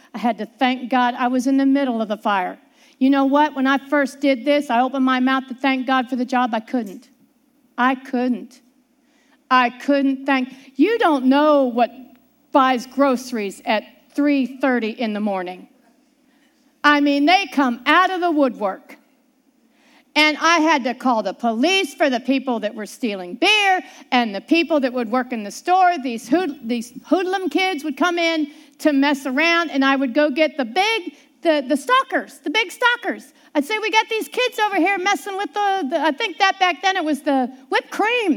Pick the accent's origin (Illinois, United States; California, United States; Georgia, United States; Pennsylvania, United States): Pennsylvania, United States; Pittsburgh; growing up in Pittsburgh, Pennsylvania